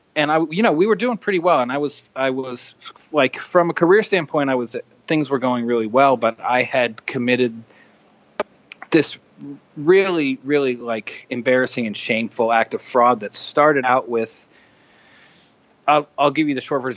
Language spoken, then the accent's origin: English; the Northwest, Pacific Northwest, United States; I grew up in the in Northwest at a time when uh, heroin was really prevalent